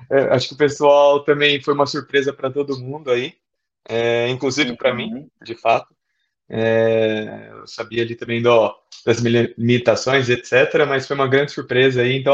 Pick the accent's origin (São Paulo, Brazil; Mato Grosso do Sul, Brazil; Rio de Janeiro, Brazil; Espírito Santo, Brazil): São Paulo, Brazil; Santana de Parnaíba; Eu sou, sou da cidade aqui de Santana de Parnaíba, né, que é colada a, ba a Barueri.